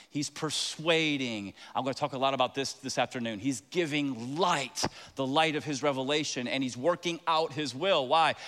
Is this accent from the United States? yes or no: yes; Tampa, Florida, United States; moved away; I am from Tampa. Very proud of it. My dad used to park cars